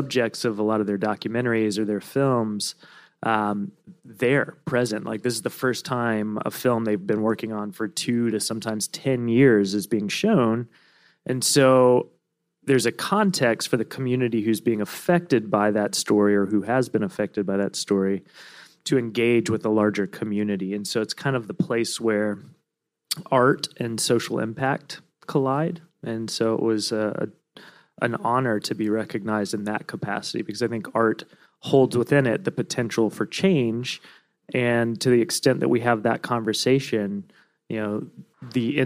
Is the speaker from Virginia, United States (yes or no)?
yes; Virginia, United States; now in Brooklyn, United States; I'm from Virginia